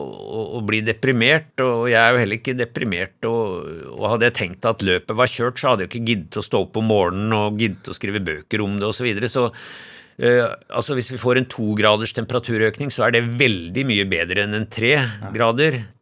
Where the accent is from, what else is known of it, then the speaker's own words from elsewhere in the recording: Lillehammer, Innlandet, Norway; also born or lived in Haugesund; helt tilfeldig ble jeg født i Haugesund. Altså, min far, eh, som var veterinær på Lillehammer, han var en kort stund veterinær i Haugesund, og, så jeg ble født der. Men jeg, eh, eh, jeg husker ikke noe av Vi flytta derfra til Lillehammer da jeg var ett år.